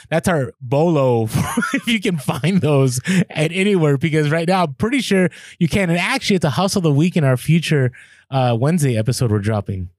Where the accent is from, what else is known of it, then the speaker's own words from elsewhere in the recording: Bay Area, California, United States; I grew up in the Bay Area.